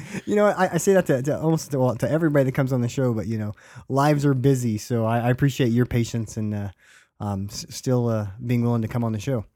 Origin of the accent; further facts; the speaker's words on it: Stockton, California, United States; I've lived in Stockton, um, you know, most of my life.